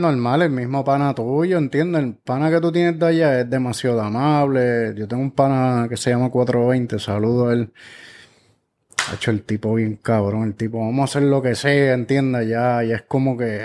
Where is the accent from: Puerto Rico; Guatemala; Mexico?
Puerto Rico; Guaynabo; also born or lived in Orlando; llegué a los 12 años a Guaynao